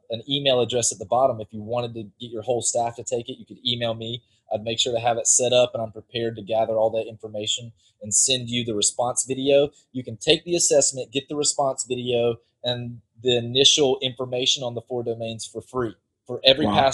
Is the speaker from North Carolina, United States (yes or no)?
yes; Whiteville, North Carolina, United States; accent: North Carolina; also born or lived in Western Oklahoma; now in Central Florida, United States; I'm from this tiny little town called Whiteville, North Carolina, in Columbus County, in the southeast corner of the state